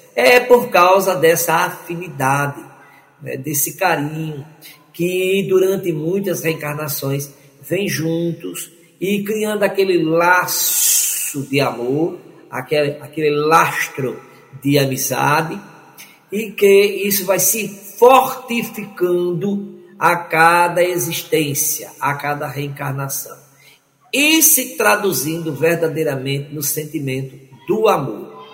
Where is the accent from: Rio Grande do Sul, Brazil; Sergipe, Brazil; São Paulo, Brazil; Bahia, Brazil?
Sergipe, Brazil; Aracaju; Aracaju, minha terra